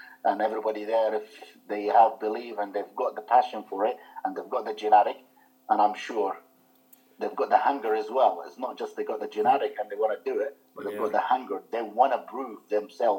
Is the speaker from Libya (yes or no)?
yes; Libya; English is a second language; moved away as an adult; also born or lived in Malta; now in United Kingdom; 94, after my show, I moved from Libya. I went to Malta